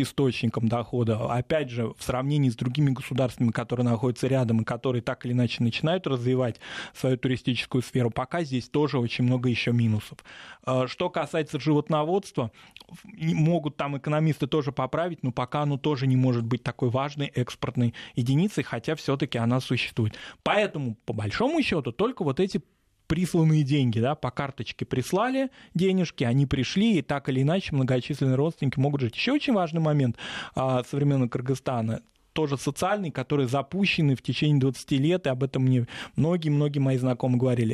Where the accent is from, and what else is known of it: Russia